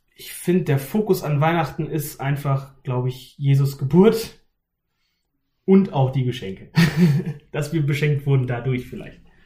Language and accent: German; Haste, Lower Saxony, Germany; Ich komme aus der Nähe von Hannover, aus einem ganz kleinen Ort namens Haste